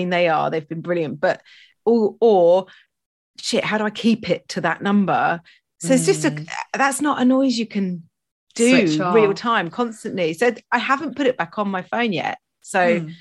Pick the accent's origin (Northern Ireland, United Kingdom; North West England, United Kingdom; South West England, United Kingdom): South West England, United Kingdom; Stroud; I grew up in Gloucestershire in Stroud.